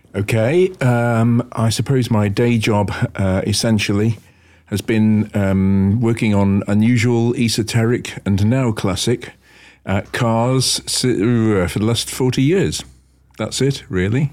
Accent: Wallasey, North West England, United Kingdom; I actually left and, uh, set up on my own in Wallasey, my hometown, doing esoteric cars

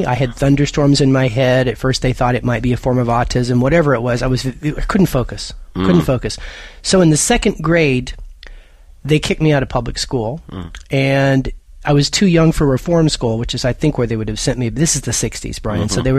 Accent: Lubbock, Texas, United States; born there; Well, I was born in Lubbock, Texas

